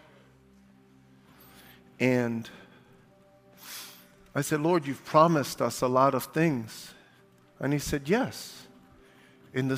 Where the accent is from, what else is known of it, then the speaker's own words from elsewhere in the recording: New York City, New York, United States; I'm from Brooklyn